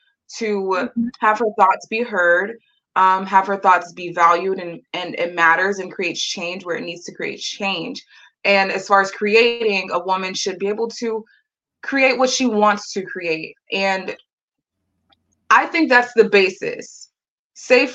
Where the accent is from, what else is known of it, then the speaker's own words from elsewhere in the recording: United States; as an American woman